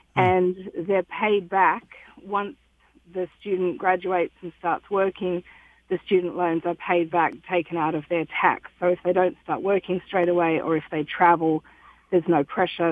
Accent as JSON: {"language": "English", "country": "Australia", "also_born_or_lived": "Detroit", "moved": "as an adult", "lives_now": "Grosse Pointe Woods, United States", "said": "I come from Australia. And I've been living in Detroit now with my husband for the last nine years."}